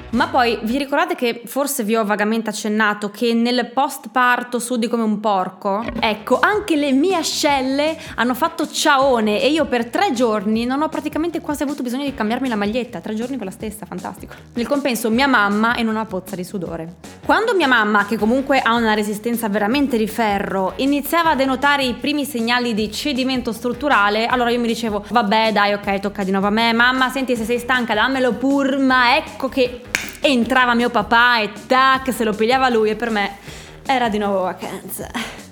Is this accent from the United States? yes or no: no; Friuli-Venezia Giulia, Italy; moved away; siamo friulani